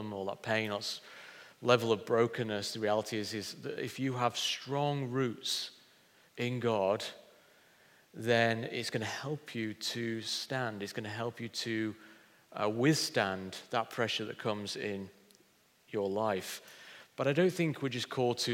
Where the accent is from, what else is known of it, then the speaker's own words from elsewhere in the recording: Pontefract, Yorkshire and the Humber, United Kingdom; moved away as an adult; now in Hull, United Kingdom; I've lived in Hull longer than I actually lived in my hometown, which is Pontefract near Leeds